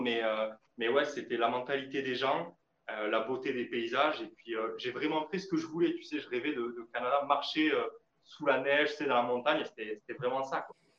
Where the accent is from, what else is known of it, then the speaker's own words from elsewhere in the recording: France; chez nous en France